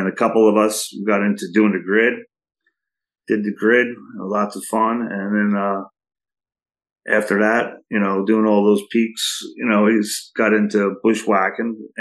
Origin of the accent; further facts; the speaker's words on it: Saugerties, New York, United States; I live here in Saugerties right now, and I grew up here in Saugerties my whole life